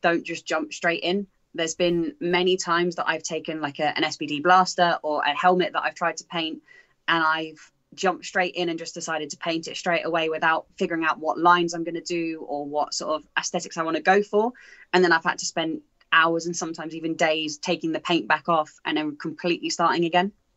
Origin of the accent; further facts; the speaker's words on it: England, United Kingdom; being from England